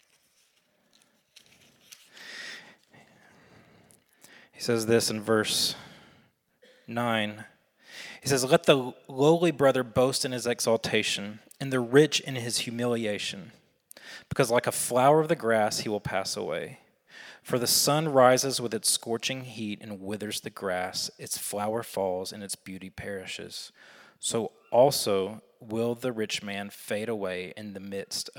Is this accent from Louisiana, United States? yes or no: no; Alabama, United States; I'm from Alabama